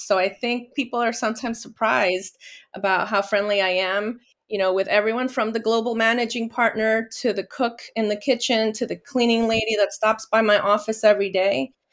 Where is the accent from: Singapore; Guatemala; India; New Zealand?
Guatemala; I was born in Guatemala from Guatemalan parents